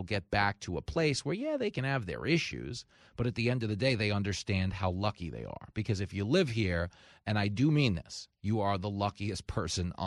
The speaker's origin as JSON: {"language": "English", "town": "Levittown", "region": "New York", "country": "United States", "tie": "born or raised there", "said": "I grew up in Levittown in a house full of cops."}